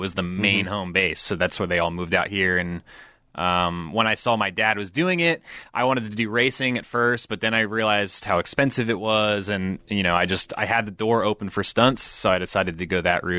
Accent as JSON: {"language": "English", "region": "California", "country": "United States", "tie": "born or raised there", "also_born_or_lived": "New Jersey / Coeur d'Alene, Idaho", "lives_now": "Los Angeles, United States", "said": "So I was born in New Jersey. I lived in California most of my life. And for my teenage years, I lived in Coeur d'Alene, Idaho."}